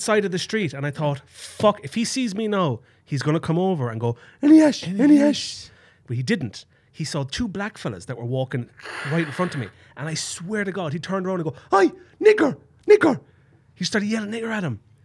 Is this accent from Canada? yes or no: no; Ireland; moved away; Truly Town, my hometown where I grew up